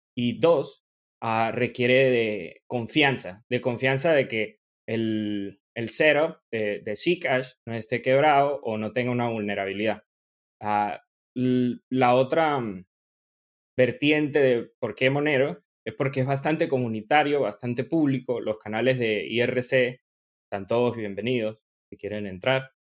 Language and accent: Spanish; Venezuelan Andes, Venezuela; accent: gocho; yo soy venezolano de nacimiento. soy gocho